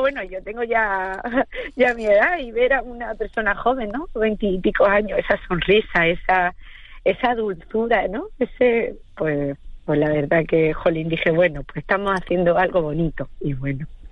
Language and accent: Spanish; Andalusia, Spain; now in Gran Canaria, Spain; yo soy andaluza